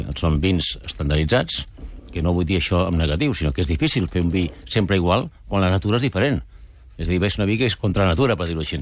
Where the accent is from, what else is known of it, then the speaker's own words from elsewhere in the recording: Penedès, Catalonia, Spain; Nosaltres som del Penedès, per tant, es movem per allà